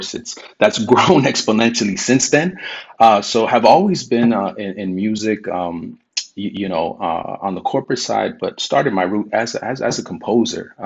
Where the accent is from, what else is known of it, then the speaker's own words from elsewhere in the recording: Coachella Valley, California, United States; Was born and raised in the Coachella Valley down by Palm Springs.